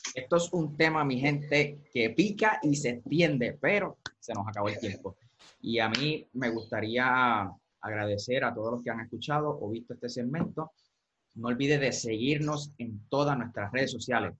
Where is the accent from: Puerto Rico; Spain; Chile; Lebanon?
Puerto Rico; los que somos puertorriqueños